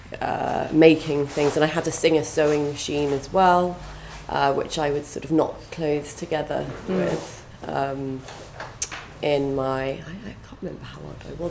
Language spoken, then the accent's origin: English; Somerset, South West England, United Kingdom; now in London, United Kingdom; I grew up in Somerset